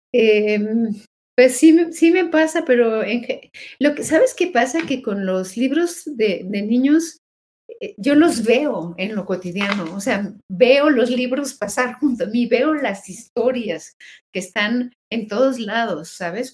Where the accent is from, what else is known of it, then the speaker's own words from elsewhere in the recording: Mexico; todos somos mexicanos